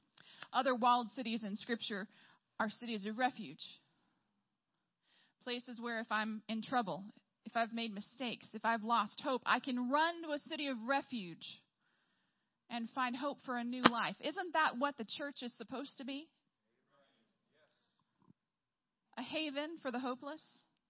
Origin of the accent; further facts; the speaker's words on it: Illinois, United States; moved away as an adult; also born or lived in Midwest; now in Quebec City, Canada; why would God take me out of Illinois, where it's cold enough, in my opinion, to go to Quebec? If you think about my home state, we have 12.8 million people.